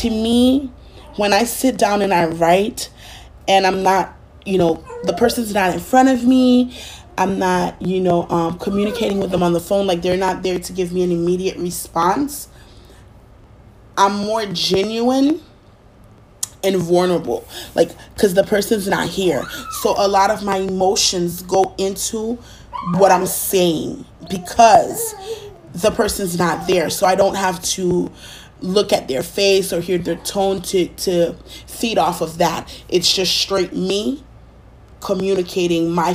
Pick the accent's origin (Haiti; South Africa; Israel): Haiti; now in United States; being Haitian, growing up, partially growing up in Haiti and here in the United States